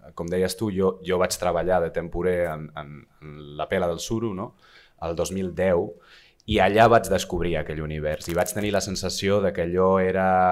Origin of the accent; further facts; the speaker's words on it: San Sebastián, Basque Country, Spain; moved away; also born or lived in London / Empordà; jo de Donosti